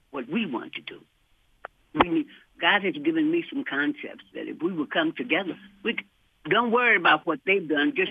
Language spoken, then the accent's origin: English; Detroit, Michigan, United States; I'm 82 years old, and I was born in Detroit, 2275 Chestnut in Black Bottom.